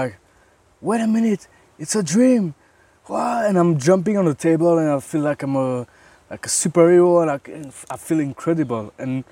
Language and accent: English; Belgium; from Belgium